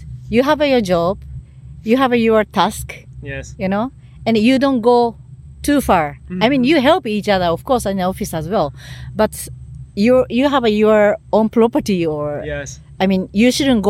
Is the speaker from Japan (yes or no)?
yes; Japan; first language Japanese; English is a second language; moved away as an adult; also born or lived in Netherlands; I couldn't speak any English, any Dutch, nothing, only Japanese. And I was living in a village.